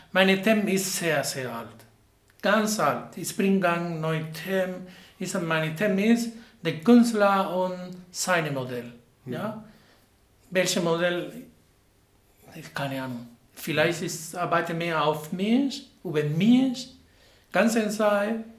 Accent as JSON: {"language": "German", "region": "Havana", "country": "Cuba", "second_language": "German", "moved": "as an adult", "lives_now": "Marburg, Germany", "said": "Ja, ich komme aus Havanna, Kuba"}